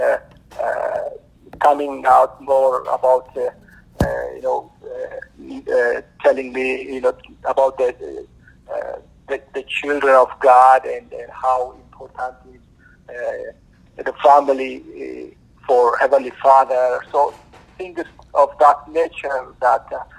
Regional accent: Ethiopia; moved away as an adult; now in United States; Originally, I'm from Ethiopia. 20 years ago, I came to America in pursuit of a better life

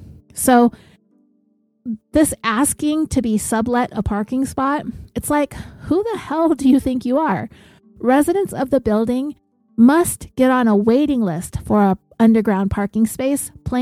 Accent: Los Angeles, California, United States; I'm from the Los Angeles area

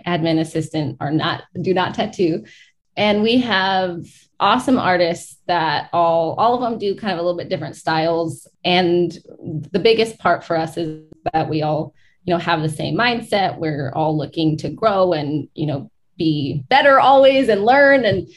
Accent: Hoopa Reservation, California, United States; now in Portland, United States; I grew up on the Hoopa Reservation.

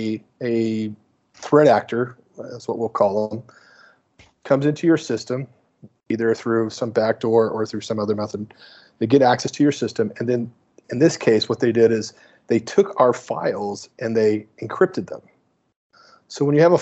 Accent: Indiana, United States; moved away as an adult; also born or lived in Arizona; I grew up in Indiana

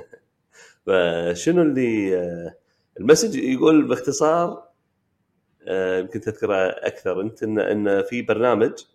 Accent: Kuwait; عندنا بالكويت

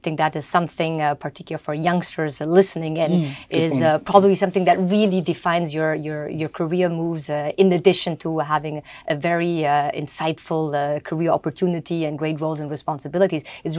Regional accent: Germany; I grew up in Germany mostly. My passport is German.

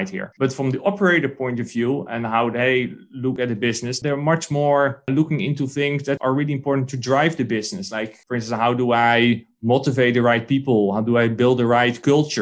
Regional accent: Netherlands; I'm a guy from the Netherlands or from Europe

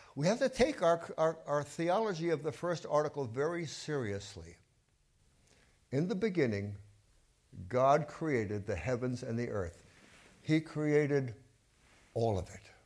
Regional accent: New York City, New York, United States; I grew up in Brooklyn, and I was a Dodger fan

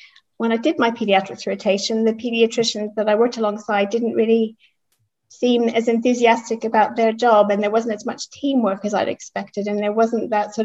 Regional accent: Bay Area, California, United States; moved away; I was born in California. My parents were from the Midwest and they moved out there shortly before I was born.

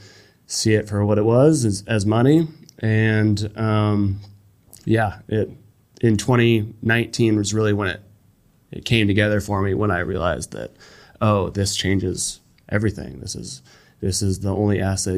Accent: United States; as an American

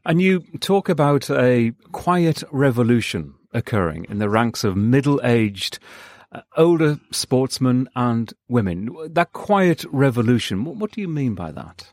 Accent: United Kingdom; now in Los Angeles, United States; my home country, the U K

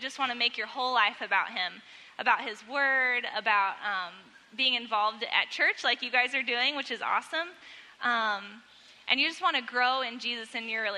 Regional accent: Webb City, Missouri, United States; I grew up in Webb City and there's lots of churches

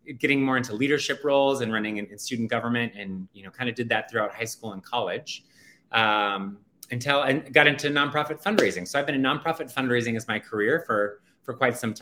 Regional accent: Phoenix, Arizona, United States; now in New York City, United States; I was born and raised in Phoenix, Arizona

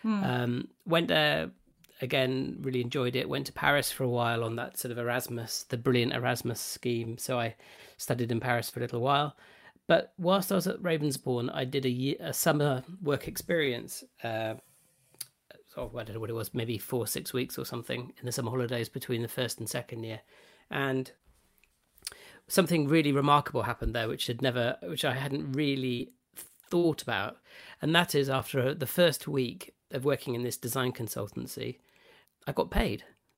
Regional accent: South East England, United Kingdom; So I grew up in West Oxfordshire, in a relatively small town on the edge of Oxford.

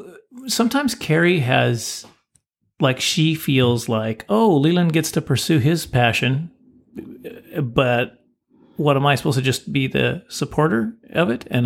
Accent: Canada; Us Canadians

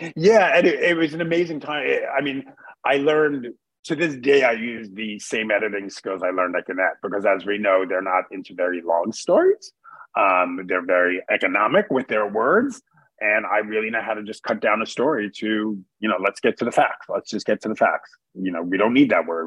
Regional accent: New York City, New York, United States; moved away; also born or lived in Connecticut / Boston; I grew up in New York City. I grew up in Queens

